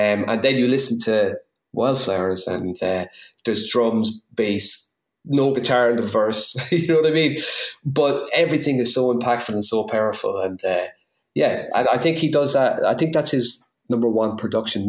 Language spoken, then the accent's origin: English; New Ross, Leinster, Ireland; accent: New Ross; my new Ross accent